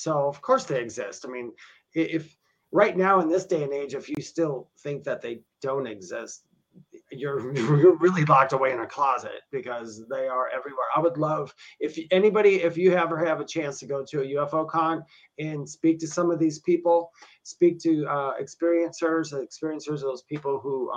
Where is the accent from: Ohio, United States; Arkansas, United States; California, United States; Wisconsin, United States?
Wisconsin, United States; I grew up in Wisconsin, and I used to go to this bar. I lived near Milwaukee, Wisconsin